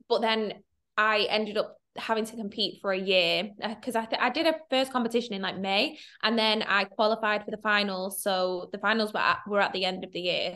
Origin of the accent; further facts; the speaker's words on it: Manchester, North West England, United Kingdom; I'm from Manchester.